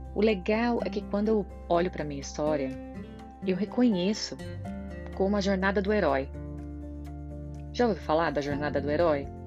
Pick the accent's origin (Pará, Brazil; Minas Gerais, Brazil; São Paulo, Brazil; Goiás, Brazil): São Paulo, Brazil; interior of; moved away as an adult; now in Ireland; eu sou do interior de São Paulo, morávamos, moramos ainda em bairro